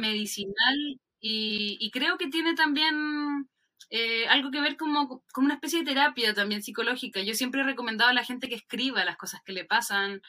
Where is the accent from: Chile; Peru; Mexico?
Chile